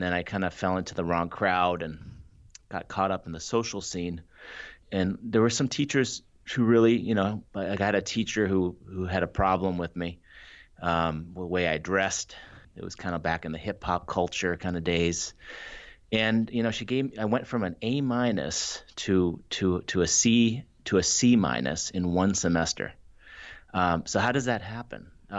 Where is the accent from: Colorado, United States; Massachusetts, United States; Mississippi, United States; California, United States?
Massachusetts, United States; Brookline; also born or lived in Ann Arbor, Michigan; So I was born and raised in Ann Arbor, Michigan, United States. Moved to Brookline, Massachusetts when I was seven.